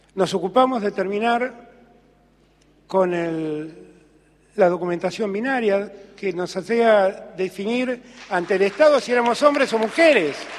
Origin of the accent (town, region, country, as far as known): Argentina